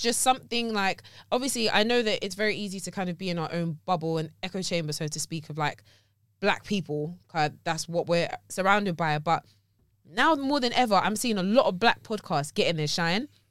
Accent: Surrey, South East England, United Kingdom; also born or lived in Teddington; I'm from Surrey

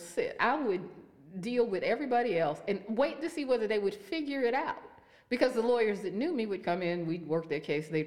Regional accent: Youngstown, Ohio, United States; I'm from Youngstown

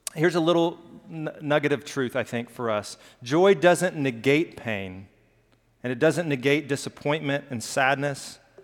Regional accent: Alabama, United States; I grew up in Alabama, and we have hills

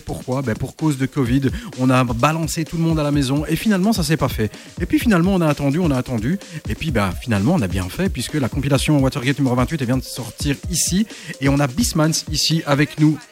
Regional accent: Belgium; à Antwerp ici, euh, chez nous, en Belgique

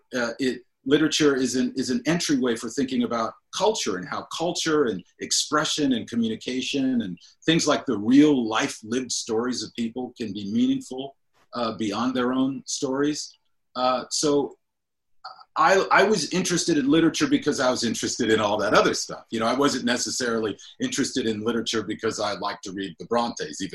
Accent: Cleveland Heights, Ohio, United States; also born or lived in Akron, Ohio; a lot of mixed race people were living in my hometown of Cleveland Heights

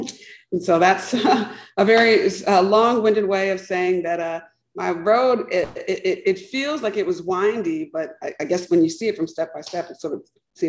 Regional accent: Texas, United States; also born or lived in Nigeria / Stanford, California / Montgomery, Alabama; I grew up in Texas. I was born in Nigeria, moved here to the States when I was about 3 years old, grew up in Texas.

